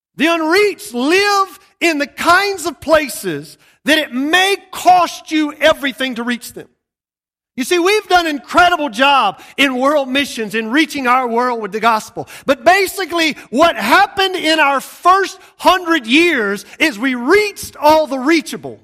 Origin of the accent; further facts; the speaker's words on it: Georgia, United States; moved away; I'm from Georgia. I was living in a redneck paradise when I got saved.